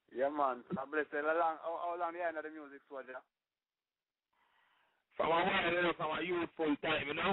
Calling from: Florida, United States; Say, I'm coming from from Florida.

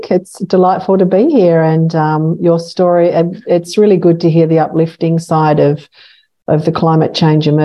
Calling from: New South Wales, Australia; And can I just say I'm tuning in from Worimi and Biripi First Nations country. Sovereignty was never ceded.

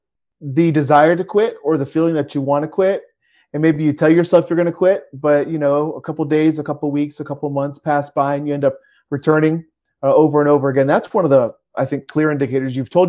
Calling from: Harrisburg, Pennsylvania, United States; I'm coming from Harrisburg, Pennsylvania today.

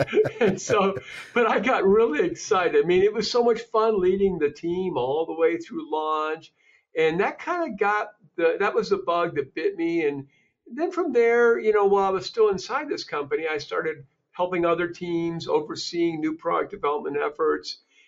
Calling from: Cleveland, Ohio, United States; Cleveland, Ohio. We just got about 17 inches of snow

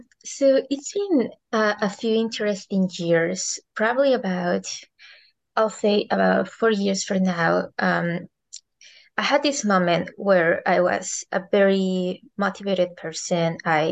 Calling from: Hawaii, United States; So I'm right now in Hawaii.

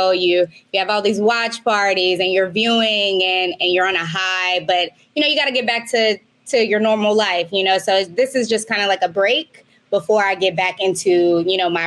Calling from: Maui, Hawaii, United States; I am calling you from Maui, Hawaii.

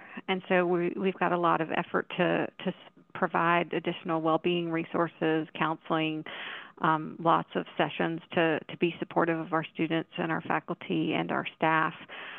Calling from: Chapel Hill, North Carolina, United States; I'm actually in Chapel Hill right now, North Carolina, at the University of North Carolina in my office.

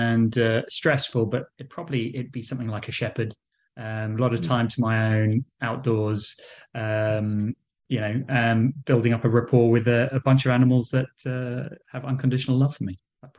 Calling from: London, United Kingdom; So I'm in London, England.

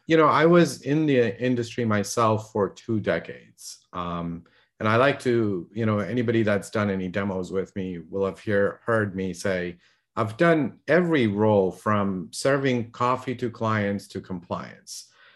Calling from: California, United States; In sunny Southern California.

